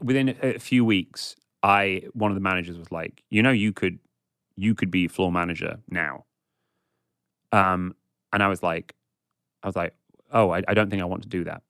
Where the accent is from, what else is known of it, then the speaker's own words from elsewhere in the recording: England, United Kingdom; a middle class white guy growing up in England